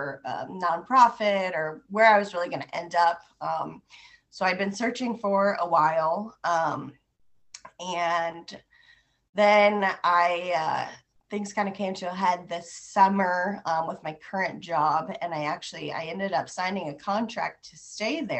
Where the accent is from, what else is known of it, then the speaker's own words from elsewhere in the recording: Des Moines, Iowa, United States; I'm from Des Moines. I went to Waukee High School, graduated there